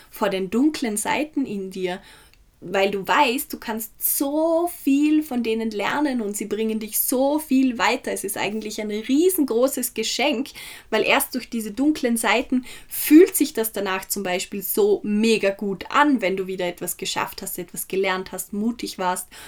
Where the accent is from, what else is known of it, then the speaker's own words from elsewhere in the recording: Feldkirch, Vorarlberg, Austria; Ich war gestern in Feldkirch, wo ich herkomme, das ist in Vorarlberg, eine kleine mittelalterliche Stadt, wo wirklich jeder jeden kennt.